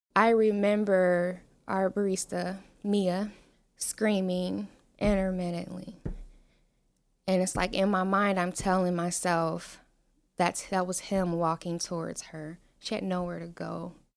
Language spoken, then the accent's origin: English; Cincinnati, Ohio, United States; moved away as an adult; now in Falls Church, Virginia, United States; I am from Cincinnati, Ohio. I grew up in some of the not so great parts of town